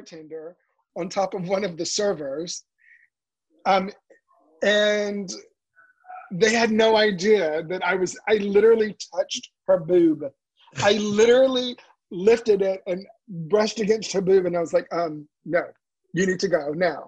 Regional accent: the South, United States; accent: Southern drawl; moved away; I'm originally from the South

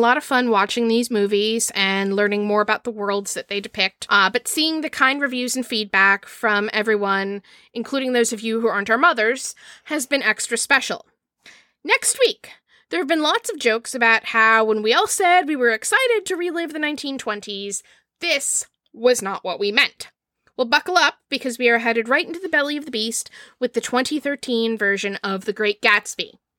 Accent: Maryland, United States; I hail from Maryland

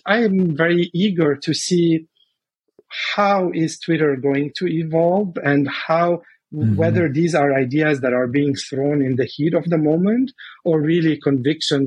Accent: Lebanon; moved away; I'm originally from Lebanon.

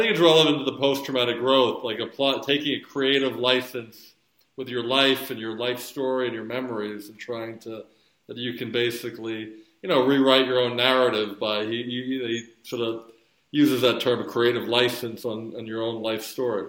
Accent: Philadelphia, Pennsylvania, United States; moved away; I'm from the Philly area originally.

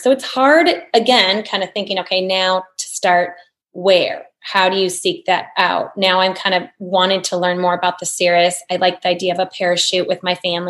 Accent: Bettendorf, Iowa, United States; I grew up in Bettendorf, Iowa, in the Midwest.

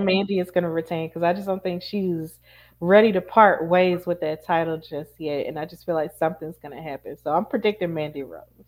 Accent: Birmingham, Alabama, United States; I'm from Birmingham, Alabama

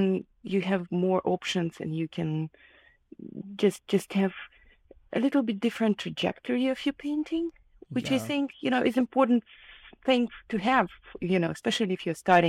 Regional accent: Kharkiv, Kharkiv Oblast, Ukraine; English is a second language; moved away as an adult; now in United States; I was born in Ukraine, in the city of Kharkiv, and at that moment it was part of the USSR. I grew up there, and I moved to the United States after I finished my higher education.

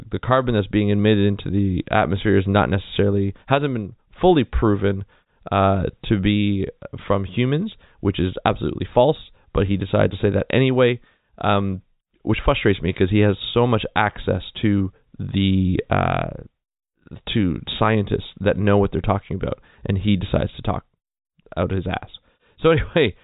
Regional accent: Canada; I'm a Canadian citizen

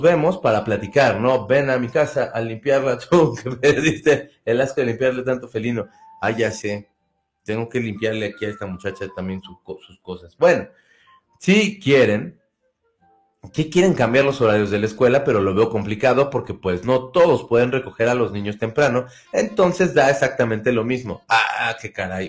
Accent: Mexico City, Mexico; somos del Distrito Federal, que somos bien chillones

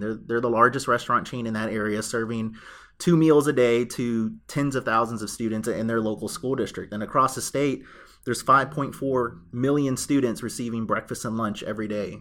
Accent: Houston, Texas, United States; I am a native Houstonian. That's somewhat rare these days 'cause it seems like everyone in Houston is from somewhere else, but I was born and raised in North Houston.

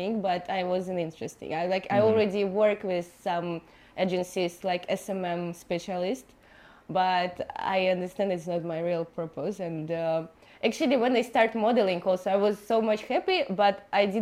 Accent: Moscow, Russia; English is a second language; moved away as an adult; now in Bali, Indonesia; I was born in Moscow in Russia, and I lived there till my 20

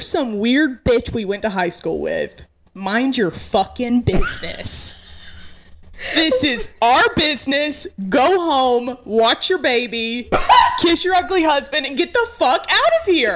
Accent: Mineral Bluff, Georgia, United States; also born or lived in Blairsville; I'm from about 20 minutes away from this tiny town called Mineral Bluff.

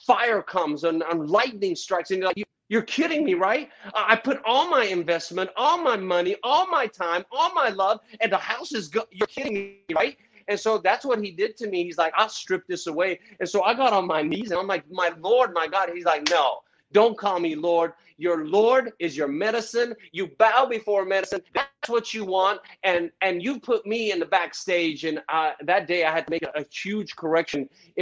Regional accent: Chattanooga, Tennessee, United States; also born or lived in Jerusalem; it was 9, when we moved from Jerusalem all the way to a crazy, crazy place called Chattanooga, Tennessee

